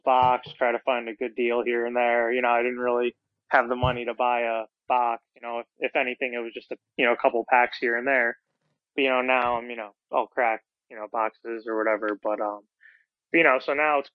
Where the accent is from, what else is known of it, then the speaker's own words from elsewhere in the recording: New Jersey, United States; now in Hoboken, United States; I'm actually from South Jersey originally